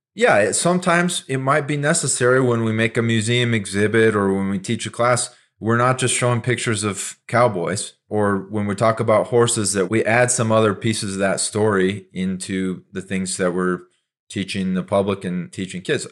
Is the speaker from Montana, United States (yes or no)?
yes; Montana, United States; I grew up in Montana.